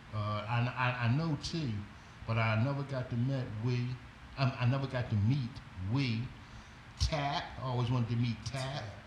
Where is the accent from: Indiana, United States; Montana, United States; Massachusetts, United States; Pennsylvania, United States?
Pennsylvania, United States; Philadelphia; I was from West Philly